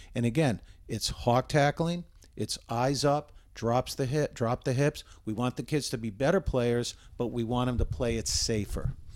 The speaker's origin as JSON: {"language": "English", "town": "Westwood", "region": "Massachusetts", "country": "United States", "tie": "born or raised there", "said": "I grew up in Westwood."}